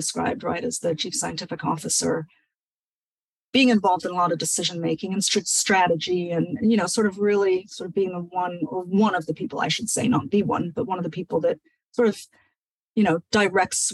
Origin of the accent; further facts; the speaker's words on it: Nigeria; moved away; someone who was born and raised in Nigeria